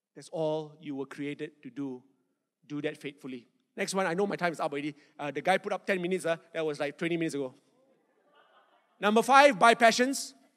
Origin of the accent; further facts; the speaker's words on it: Malaysia; I'm not Australian. Malaysian